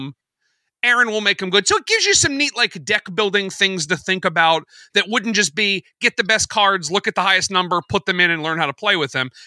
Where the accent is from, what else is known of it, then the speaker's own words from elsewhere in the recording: United States; as an American